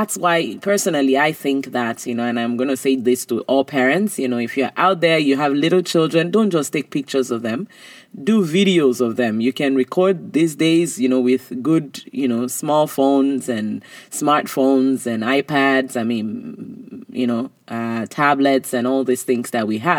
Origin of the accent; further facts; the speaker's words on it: Nigeria; I was growing up in Nigeria